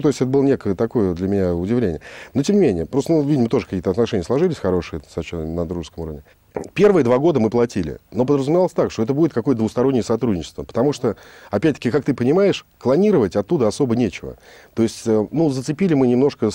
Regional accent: Moscow, Russia; Родился я в Москве

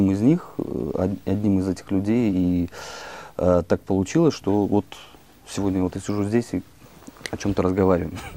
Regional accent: Western Belarus, Belarus; also born or lived in Krasnoyarsk, Russia / Saint Petersburg, Russia / Moscow, Russia; Я родился вообще в Красноярске, там прожил достаточно все школьные годы в Беларуси, в Западной Беларуси, учился в Питере, потом в Москве

